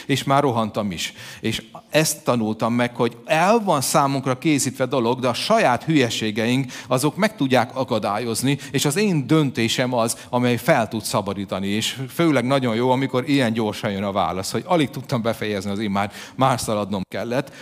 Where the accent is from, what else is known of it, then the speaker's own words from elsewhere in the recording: Hungary; mégiscsak magyarok vagyunk